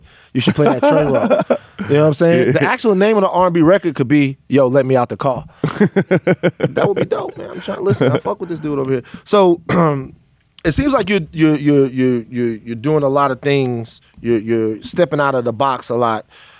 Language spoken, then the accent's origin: English; the South, United States; Megan, I'm from the South.